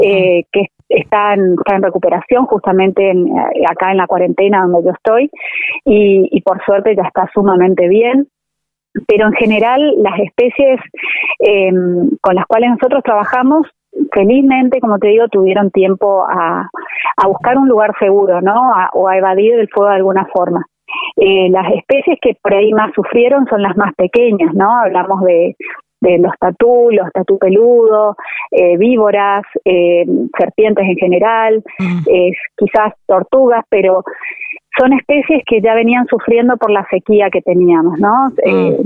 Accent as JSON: {"language": "Spanish", "region": "Corrientes", "country": "Argentina", "said": "yo soy correntina"}